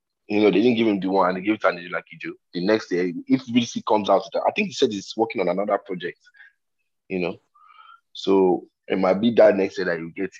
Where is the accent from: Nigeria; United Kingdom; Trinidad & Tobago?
Nigeria; I'm Nigerian